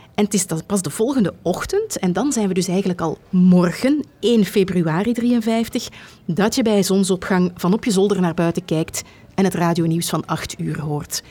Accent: Flanders, Belgium; Bij ons in Vlaanderen

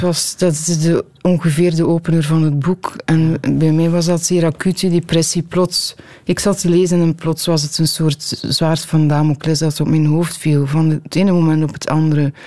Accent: Tielt, Flanders, Belgium; Mensen weten dat ik van Tiel ben

